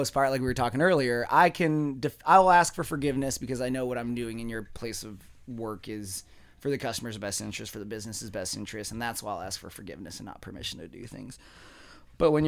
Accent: Apache Junction, Arizona, United States; now in Mesa, United States; I grew up out in Apache Junction, dude. Like, I'm a desert rat

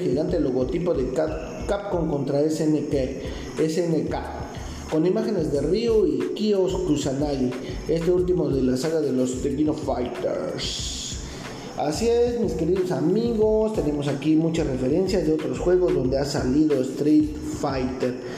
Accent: Mexico; yo soy de México

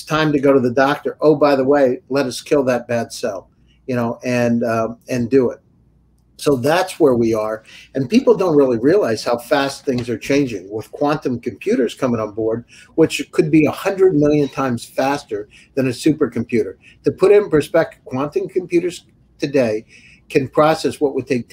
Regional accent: Pennsylvania, United States; I grew up in Pennsylvania on a farm.

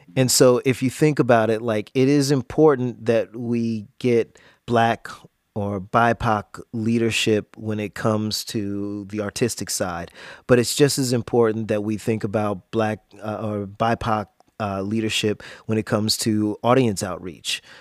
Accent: Jacksonville, Florida, United States; growing up in Jacksonville

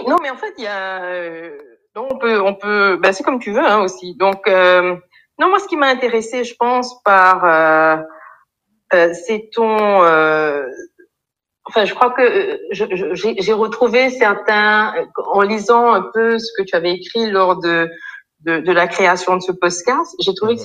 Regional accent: Mauritius; moved away as an adult; also born or lived in France / Ethiopia / Burundi / Liberia; now in Côte d'Ivoire; donc je viens de l'île Maurice. après des études donc secondaires à l'île Maurice

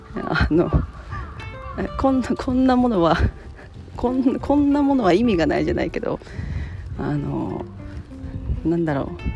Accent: Japan; 日本に生まれた

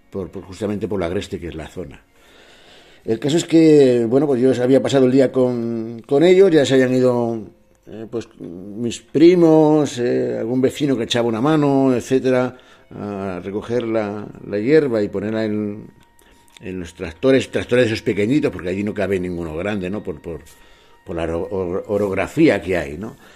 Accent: Cangas del Narcea, Asturias, Spain; a Asturias, ¿no? a mi tierra. Soy de, de Narcea, del concejo de Canga de Narcea, concretamente de una zona que se llama Cibea, ¿no? Y bueno, es bastante agreste, muy montañosa.

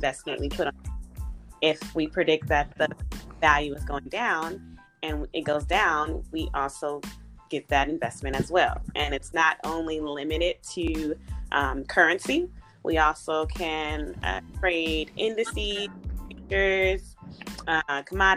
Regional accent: the Bay Area, California, United States; now in Los Angeles, United States; I'm originally from the Bay Area, live in Los Angeles, California

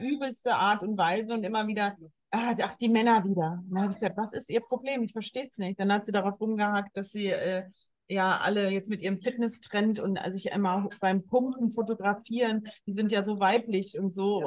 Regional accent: Germany; Bei uns in Deutschland

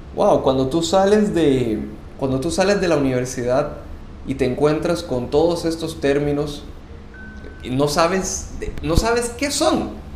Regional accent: Costa Rica; moved away as an adult; now in Panama; Soy costarricense y tengo casi 10 años viviendo en Panamá

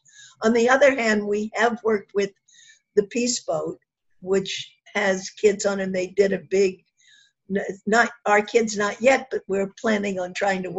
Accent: Kentucky, United States; I'm from Kentucky.

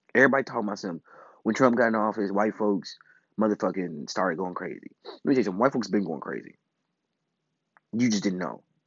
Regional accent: Chicago, Illinois, United States; I come from Chicago.

